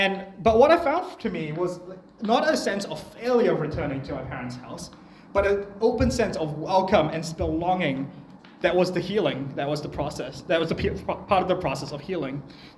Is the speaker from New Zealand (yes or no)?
yes; New Zealand; also born or lived in Malaysia; I was born in New Zealand, I moved back to Malaysia when I was 3, and then I moved back here when I was 13